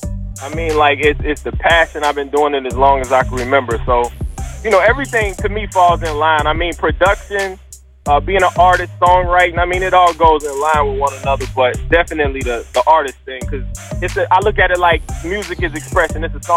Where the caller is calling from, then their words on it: Dallas, Texas, United States; Dallas, Texas.